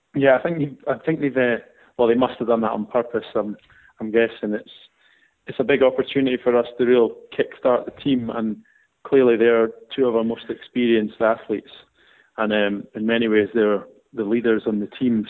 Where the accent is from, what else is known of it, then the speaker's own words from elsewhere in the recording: Scotland, United Kingdom; being a Scottish person